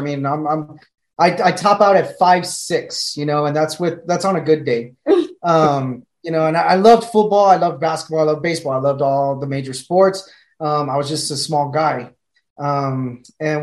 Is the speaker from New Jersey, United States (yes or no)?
no; San Antonio, Texas, United States; I grew up in San Antonio